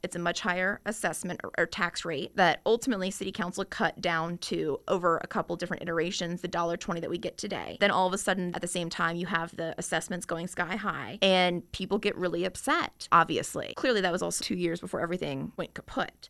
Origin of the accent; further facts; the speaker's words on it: Chesterfield County, Virginia, United States; when I was growing up in Chesterfield County